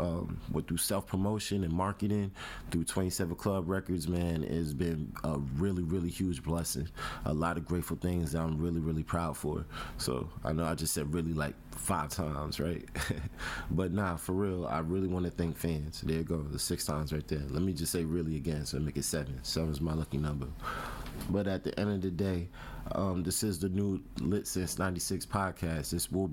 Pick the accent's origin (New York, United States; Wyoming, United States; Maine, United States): New York, United States; New York City; now in Atlanta, United States; I'm from the Bronx. I came over to Atlanta, Georgia in 2010.